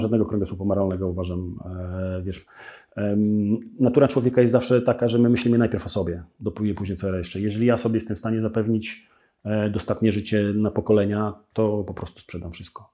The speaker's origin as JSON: {"language": "Polish", "town": "Białystok", "region": "Podlaskie Voivodeship", "country": "Poland", "said": "Ja jestem z Białego Stoku"}